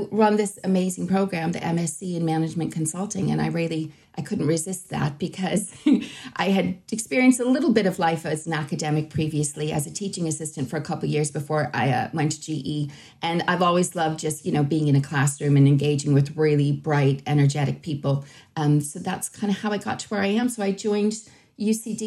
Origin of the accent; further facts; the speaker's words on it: Boston, Massachusetts, United States; moved away as an adult; now in Ireland; I hail originally from Boston and I came to Ireland quite a long time ago to go to university